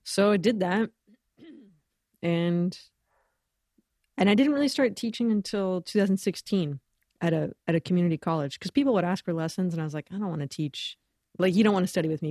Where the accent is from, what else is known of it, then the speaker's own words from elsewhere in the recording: Los Angeles, California, United States; moved away as an adult; also born or lived in Boston / Ecuador; growing up in Los Angeles, really lucky to, you know, get to be around a lot of great musicians